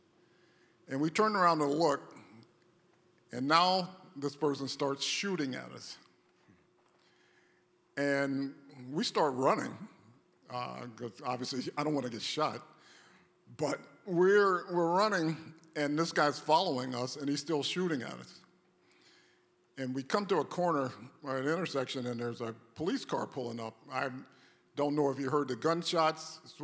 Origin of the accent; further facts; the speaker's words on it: North Carolina, United States; I grew up in the South, in North Carolina. All my formative years were in the South